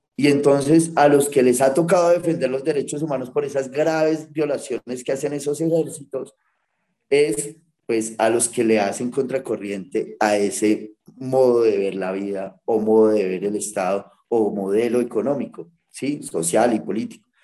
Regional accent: Colombia; nosotros como colombianos

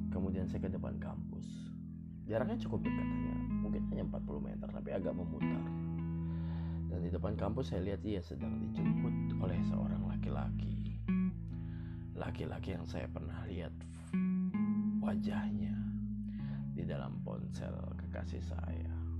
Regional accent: Jakarta, Indonesia; born or raised there

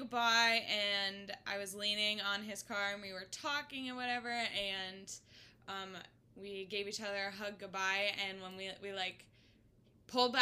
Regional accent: Boston, Massachusetts, United States; I am from Boston, Massachusetts, here visiting Kelsey in Mississippi

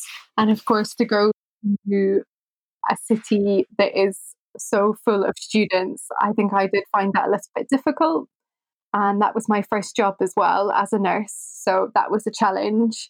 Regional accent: Edinburgh, Scotland, United Kingdom; moved away as an adult; also born or lived in Aberdeen / Oxford; now in London, United Kingdom; I am originally from Edinburgh. I was born and brought up there and lived there until about the age of 18.

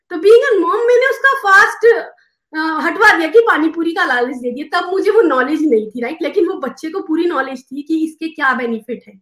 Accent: India; now in United States; जब मैं इंडिया से यूएस मूव हुई थी

